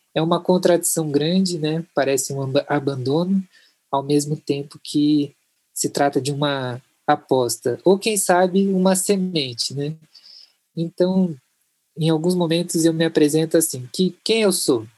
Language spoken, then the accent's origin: Portuguese; Curitiba, Paraná, Brazil; Eu sou de Curitiba, Roraima